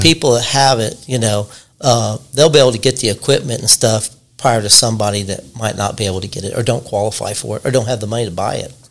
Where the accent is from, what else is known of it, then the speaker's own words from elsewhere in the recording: Richmond, Indiana, United States; I was born and raised here in Richmond, Indiana little bitty house down there by the old boys club